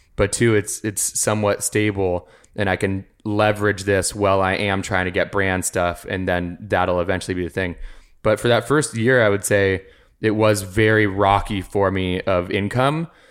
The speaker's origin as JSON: {"language": "English", "region": "Arizona", "country": "United States", "tie": "born or raised there", "moved": "as an adult", "lives_now": "Los Angeles, United States"}